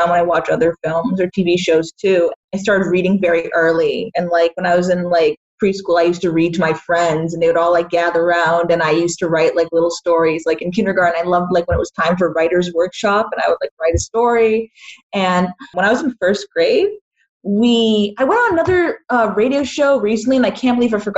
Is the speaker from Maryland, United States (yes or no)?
no; Boston, Massachusetts, United States; Yeah, I was born in Boston, and okay. I um, I grew up nearby.